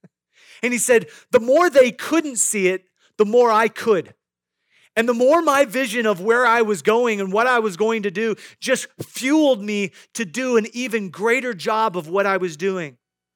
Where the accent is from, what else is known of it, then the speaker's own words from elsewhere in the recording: Midwest, United States; I grew up in the Midwest, and I knew many farmers